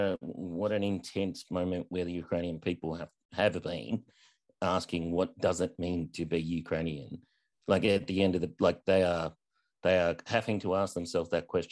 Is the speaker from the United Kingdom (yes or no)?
no; Australia; but as an Australian-American, I would draw comparisons about your experience in America